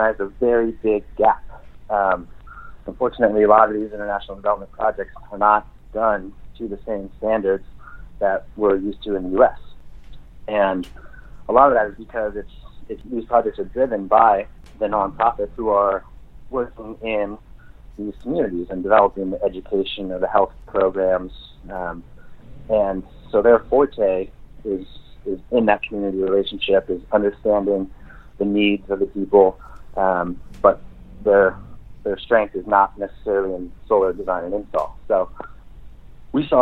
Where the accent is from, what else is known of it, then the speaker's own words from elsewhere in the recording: Oregon, United States; we're from Oregon